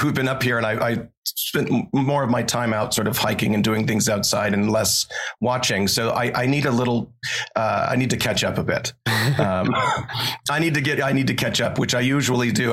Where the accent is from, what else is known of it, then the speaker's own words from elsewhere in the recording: Montana, United States; I grew up here in Montana, basically no power running water, sort of off the grid is how I grew up.